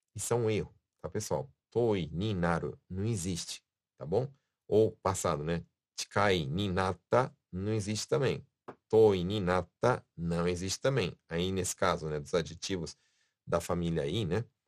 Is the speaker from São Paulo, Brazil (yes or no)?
yes; São Paulo, Brazil; now in Japan; eu sou de São Paulo, né? Na minha vida sempre foi falado pernilongo